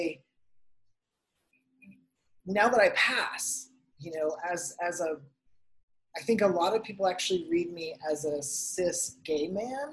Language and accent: English; Tennessee, United States; now in Arizona, United States; I grew up in Tennessee in a Pentecostal church